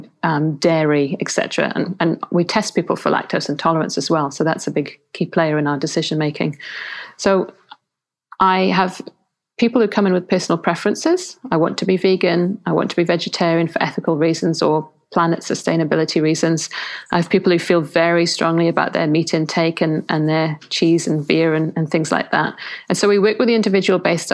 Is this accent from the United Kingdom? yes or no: yes; England, United Kingdom; I'm English